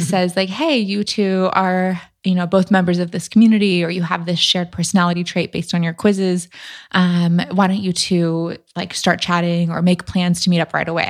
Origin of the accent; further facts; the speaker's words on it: Newport Beach, California, United States; moved away as an adult; also born or lived in San Francisco; in my hometown, which isn't necessarily a super small town, but I'm from Newport Beach in Orange County, and I'd lived there my whole life